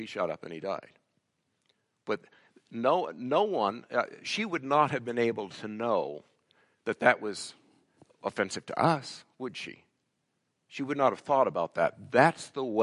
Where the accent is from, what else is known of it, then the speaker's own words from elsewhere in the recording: United States; moved away as an adult; now in Canada; When I go back to the States